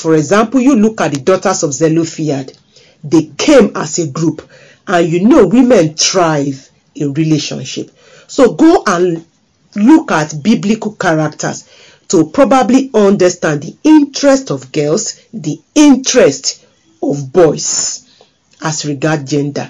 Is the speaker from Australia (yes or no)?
no; Nigeria; as a girl growing up in Nigeria, West Africa